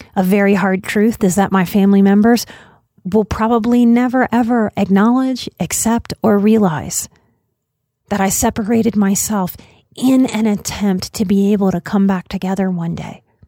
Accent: United States; As an American

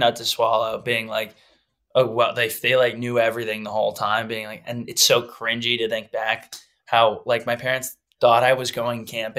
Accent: Texas, United States

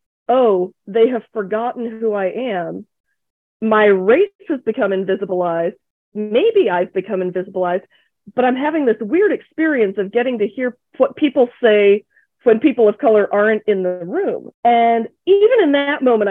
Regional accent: Akron, Ohio, United States; also born or lived in England; immigrant kid from Asia landing in Akron, Ohio

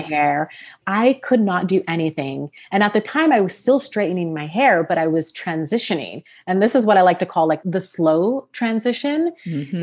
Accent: Sacramento, California, United States; also born or lived in Los Angeles, California; I'm from Sacramento, California, born and raised, went to college there.

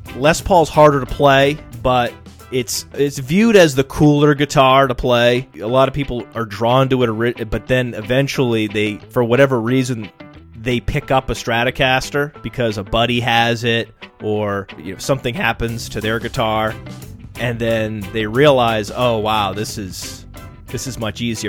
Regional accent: Maine, United States; I'm from Maine and we had paper mills.

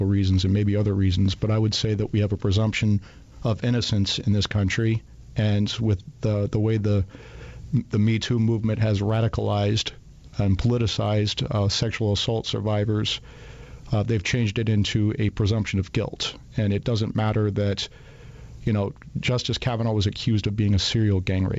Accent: Iowa, United States; Chairman Chuck Grassley, my home state senator from Iowa

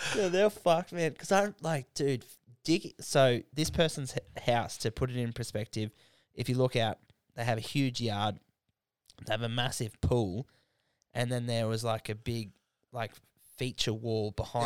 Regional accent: Canberra, Australian Capital Territory, Australia

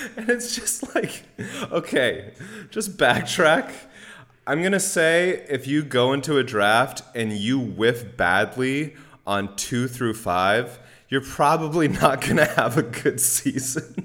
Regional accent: Bay Area, California, United States; I'm from the Bay Area

